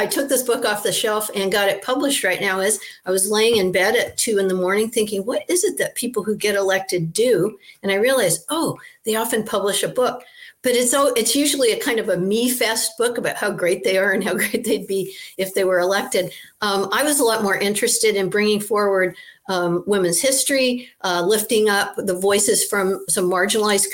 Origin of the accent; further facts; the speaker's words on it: Maine, United States; Senator Margaret Chase Smith was from my hometown in Maine